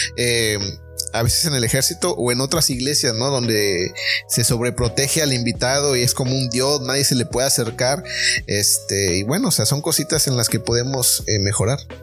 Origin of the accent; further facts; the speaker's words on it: Mexico; como mexicanos